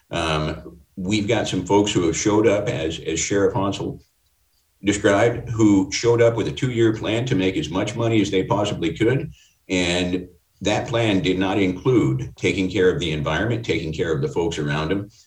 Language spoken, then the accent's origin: English; Covelo, California, United States; Growing up in Mendocino County, especially in the Covelo area